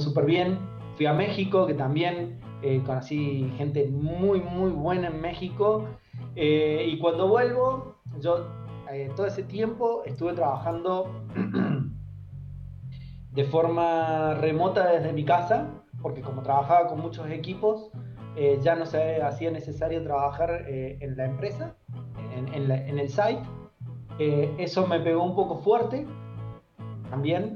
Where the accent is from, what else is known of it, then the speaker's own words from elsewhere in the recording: Córdoba, Argentina; moved away as an adult; now in Santiago, Chile; Yo vengo de Córdoba, Argentina